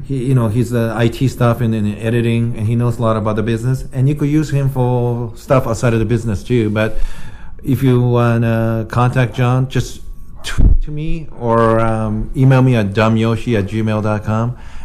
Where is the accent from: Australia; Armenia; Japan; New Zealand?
Japan; I grew up in Japan, so in Japan, if you threaten people